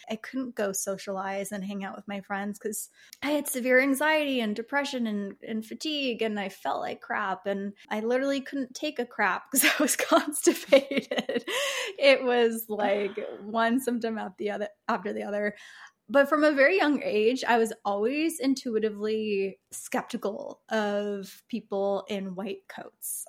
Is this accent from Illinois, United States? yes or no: yes; Chicago, Illinois, United States; moved away; I lived in Chicago. I grew up in Chicago.